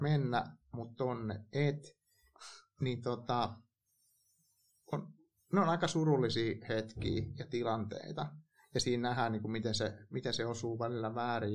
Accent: Hämeenlinna, Kanta-Häme, Finland; mä kasvoin Hämeenlinnassa

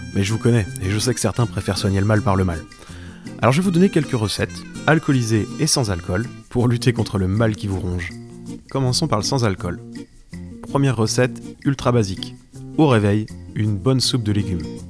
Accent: Brittany, France; de revenir par chez moi en Bretagne

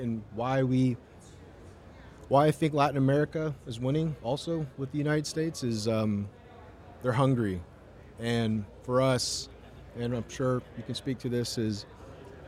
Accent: Toronto, Ontario, Canada; I was born in Toronto, Canada

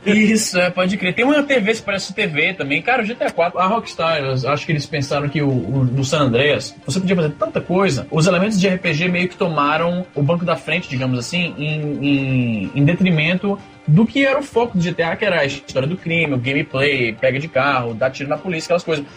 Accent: Brazil; A gente cresceu no Brasil

